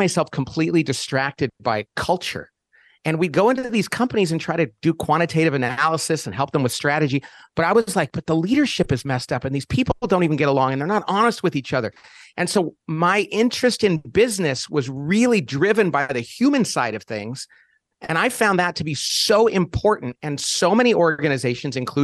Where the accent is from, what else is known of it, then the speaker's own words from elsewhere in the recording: Bakersfield, California, United States; my parents did not go to college. I came from Central California, Bakersfield, which is a little slice of Oklahoma in the middle of California.